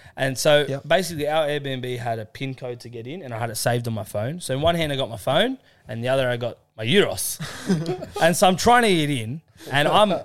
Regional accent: Australia; We're actually Australian.

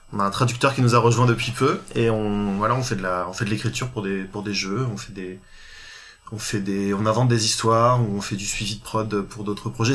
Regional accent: Réunion; moved away as an adult; also born or lived in Paris; je viens de l'île de la Réunion. J'ai passé, euh, je suis né là-bas, j'ai passé mon bac

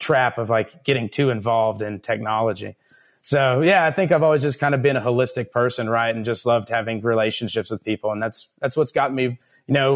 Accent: Miami, Texas, United States; now in Lubbock, United States; I grew up in Miami, Texas.

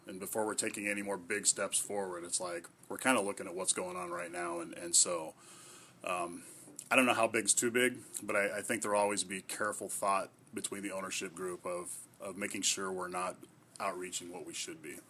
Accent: Washington, United States; now in Tillamook, United States; I'm from Washington

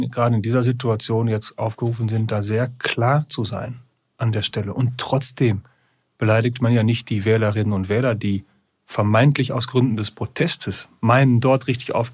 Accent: Germany; Wir haben in den Niederlanden gesehen, Sie wissen, wo ich herkomme, direkt an der holländischen Grenze. Deswegen gucke ich da sehr genau hin.

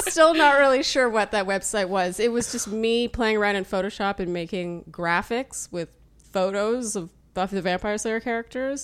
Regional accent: Ottawa, Ontario, Canada; also born or lived in Eastern Germany; I was born and raised in Ottawa, Canada

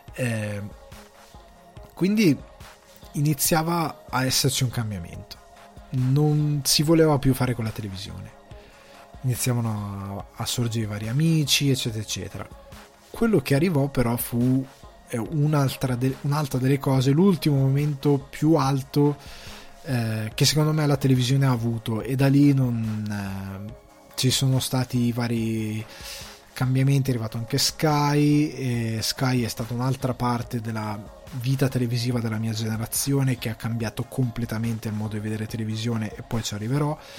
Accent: Lombardy, Italy; moved away as an adult; now in Ireland; io sono cresciuto in Lombardia

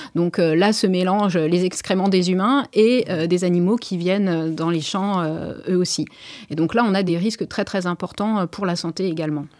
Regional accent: Maisons-Alfort, Île-de-France, France; moved away; also born or lived in Perche; je suis née à Maison-Alfort

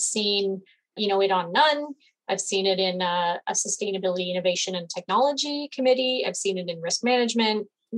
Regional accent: London, Ontario, Canada; I'm calling in from London, Ontario, in Canada.

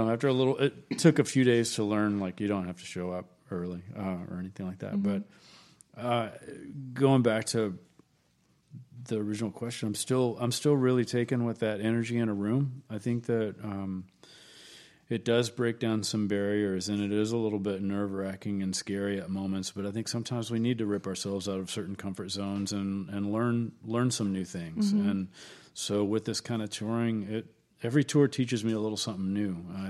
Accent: Kennett, Missouri, United States; now in Austin, United States; No, I'm originally from Southeast Missouri.

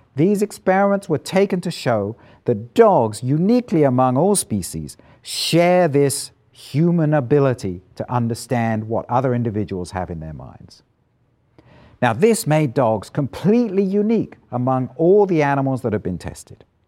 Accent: Isle of Wight, South East England, United Kingdom; moved away as an adult; also born or lived in London / Edinburgh; I grew up on the Isle of Wight, an island about twenty-five miles long, fifteen miles wide, off the south coast of England.

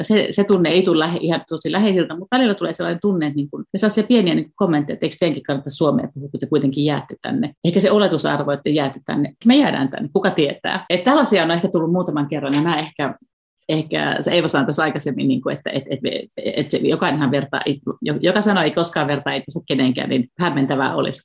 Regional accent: Nurmijärvi, Uusimaa, Finland; moved away as an adult; also born or lived in Berlin, Germany; now in Tampere, Finland; Mä asuttiin puoli vuotta siis mun kotikylässä Nurmijärven Nukarilla

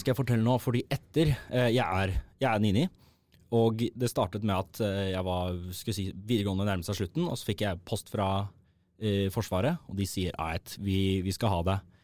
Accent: Oslo, Norway; Født og oppvokst på Oslo vest

